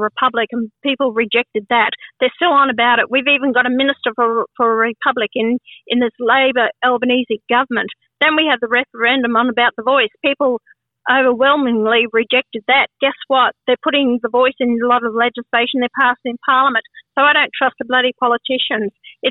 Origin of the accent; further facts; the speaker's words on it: Australia; I am an Australian born here. This is my country